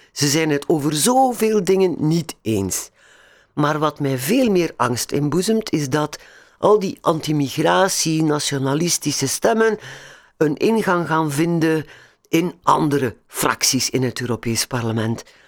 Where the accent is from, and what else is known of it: Belgium